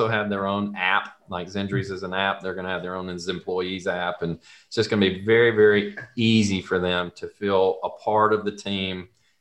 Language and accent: English; the South, United States; accent: Southern; If you can't tell from my accent, this all started in the South.